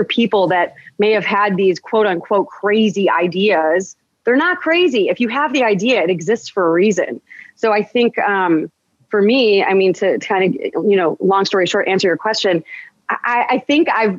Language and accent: English; United States; first language English; I'm American. I'm born in America. I'm Chaldean by heritage. Absolutely. That's part of who I am. It's in my blood. But I was born here. So I'm going to school here